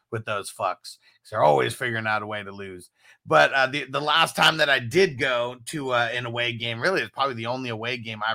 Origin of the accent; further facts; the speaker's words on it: San Diego, California, United States; Are you from San Diego? And I was like, yeah, I am.